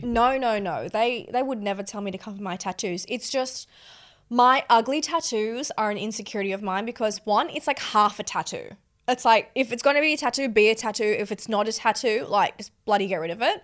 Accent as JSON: {"language": "English", "country": "Australia", "tie": "born or raised there", "also_born_or_lived": "London", "moved": "as an adult", "said": "I was brought up around Australian kids"}